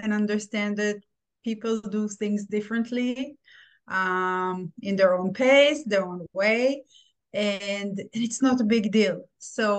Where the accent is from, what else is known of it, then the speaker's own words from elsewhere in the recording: Israel; moved away as an adult; now in United States; I'm from Israel. I immigrated to United States 17 years ago